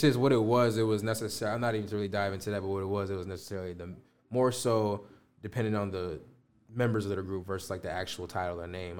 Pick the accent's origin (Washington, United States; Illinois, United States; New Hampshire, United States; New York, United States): Illinois, United States; Chicago; I'm from the Chicago area